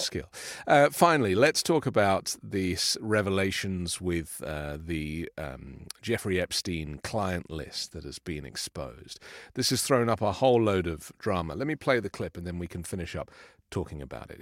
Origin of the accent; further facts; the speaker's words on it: United Kingdom; moved away; from my home country